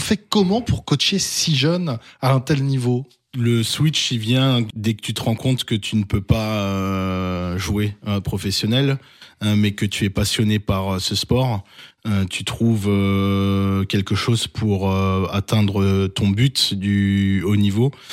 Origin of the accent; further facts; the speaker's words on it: Alsace, Grand Est, France; en tant qu'Alsacien